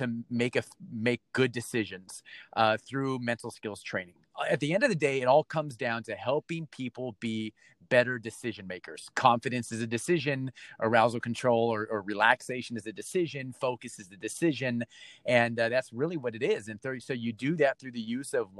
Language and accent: English; Torrance, California, United States; now in Tampa, United States; Born and raised in Torrance, right? California